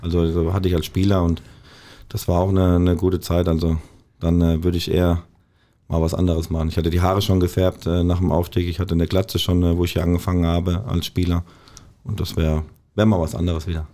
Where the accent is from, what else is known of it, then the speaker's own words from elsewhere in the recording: Wertheim, Baden-Württemberg, Germany; now in Bochum, Germany; Wertheim ist natürlich meine Heimat